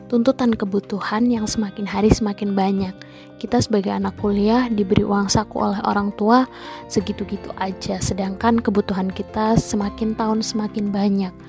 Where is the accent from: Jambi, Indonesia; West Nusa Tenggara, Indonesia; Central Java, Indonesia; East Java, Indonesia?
Central Java, Indonesia; Bumiayu; Saya dari Bumiayu, Brebes, Jawa Tengah.